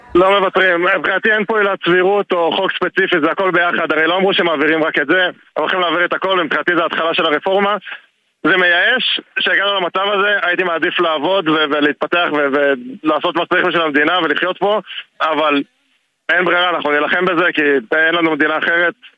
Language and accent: Hebrew; Sharon region, Central District, Israel; now in Tel Aviv, Israel; גדלתי באזור השרון